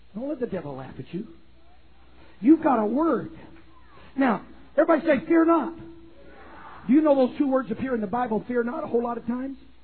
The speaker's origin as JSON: {"language": "English", "country": "Canada", "tie": "born or raised there", "moved": "yes", "said": "in my native country of Canada, I was born and raised in Canada"}